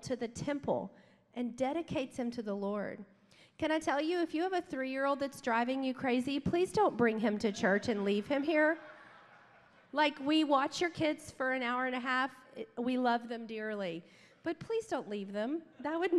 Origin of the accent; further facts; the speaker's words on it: Baton Rouge, Louisiana, United States; moved away as an adult; now in Dallas, United States; We grew up in South Louisiana. We're from Baton Rouge